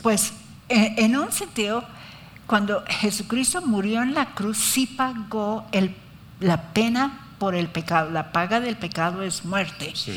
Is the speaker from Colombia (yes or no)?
yes; Colombia; Yo nací aquí, por eso soy colombiana